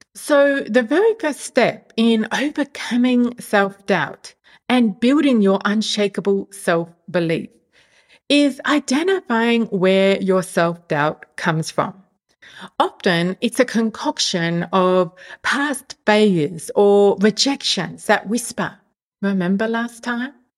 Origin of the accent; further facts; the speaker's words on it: Australia; moved away as an adult; now in Europe; move from my home country, Australia, to the other side of the world